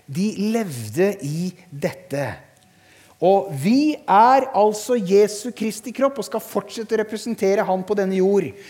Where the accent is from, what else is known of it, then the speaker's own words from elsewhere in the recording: Harestua, Eastern Norway, Norway; moved away as an adult; now in Sørlandet, Norway; Jeg er født og oppvokst på Østlandet